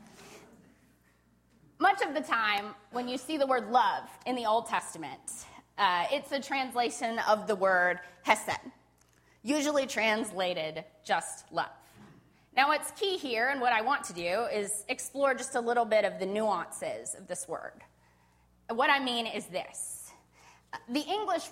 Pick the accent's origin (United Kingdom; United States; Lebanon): United States; Spokane, Washington; moved away; I was born and raised here in Spokane